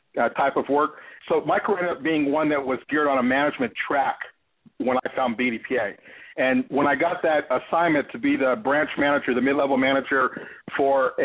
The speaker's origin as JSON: {"language": "English", "town": "Los Angeles", "region": "California", "country": "United States", "tie": "born or raised there", "also_born_or_lived": "Detroit, Michigan", "moved": "yes", "lives_now": "Cincinnati, United States", "said": "I was born and raised in Los Angeles"}